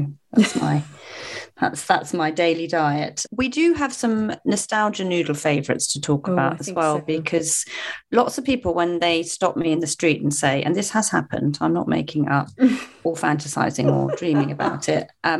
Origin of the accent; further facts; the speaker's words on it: Cornwall, South West England, United Kingdom; I can do a Cornish accent. Cornish accent. Because I am Cornish.